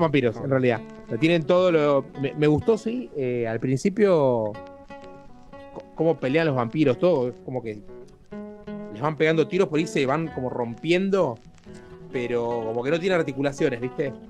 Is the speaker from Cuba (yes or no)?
no; Argentina; en un país como Argentina, que somos relativamente pocos